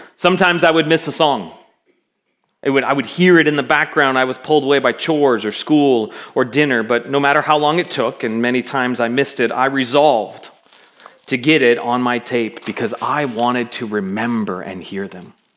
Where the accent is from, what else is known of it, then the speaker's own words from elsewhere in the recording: Seattle, Washington, United States; also born or lived in South Florida; now in Kirkville area, United States; I grew up in Seattle